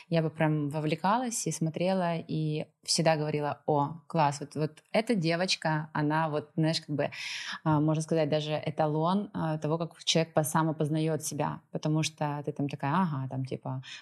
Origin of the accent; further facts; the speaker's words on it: Moscow, Russia; also born or lived in Donetsk Oblast / Kyiv; now in Lisbon, Portugal; А, собственно, как бы сначала я вообще родом из Донецкой области, выросла я в Москве, а жила в последнее время ну, достаточно много. Я осознанно выбрала Киев и Украину